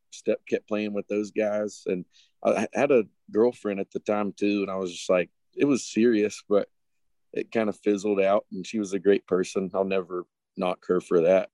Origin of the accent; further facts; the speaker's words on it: Boone, North Carolina, United States; my hometown, Boone, North Carolina